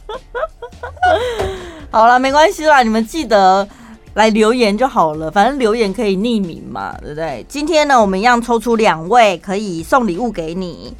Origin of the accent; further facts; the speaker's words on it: central Taiwan, Taiwan; accent: Taichung accent; 我们身为中部人